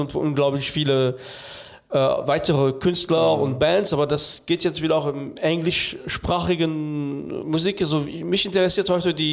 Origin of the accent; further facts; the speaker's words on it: France; German is a second language; now in Germany; Dabei ist für mich als Franzose, als ich nach Deutschland kam, habe ich das schätze, äh, äh, entdeckt